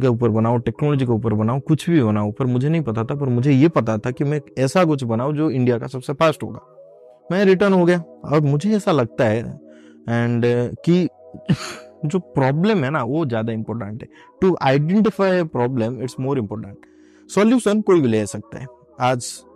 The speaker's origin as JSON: {"language": "Hindi", "region": "Odisha", "country": "India", "said": "मैं उड़ीसा से हूँ जस्ट बिकॉज कि मैं तो उड़ीसा से हूँ"}